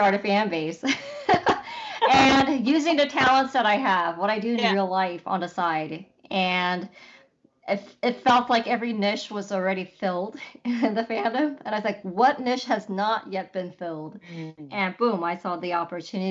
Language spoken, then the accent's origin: English; Los Angeles, California, United States; LA is where I live